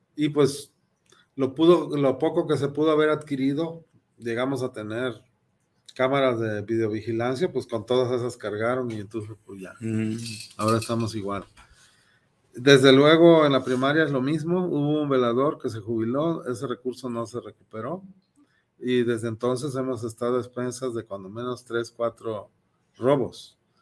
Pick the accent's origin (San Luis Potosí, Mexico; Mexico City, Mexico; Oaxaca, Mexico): Oaxaca, Mexico; soy oaxaqueño